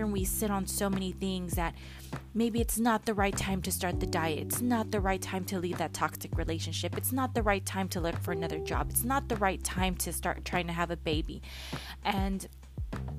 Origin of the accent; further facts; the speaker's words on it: San Jose, California, United States; moved away as an adult; now in Los Angeles, United States; I'm originally from San Jose. And for those that may not know, that's about 30 minutes, 40 minutes south of San Francisco, Northern California.